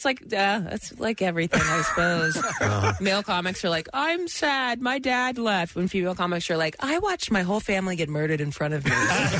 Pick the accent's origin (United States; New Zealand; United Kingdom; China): United States; Dayton, Ohio; moved away; in Dayton in my hometown.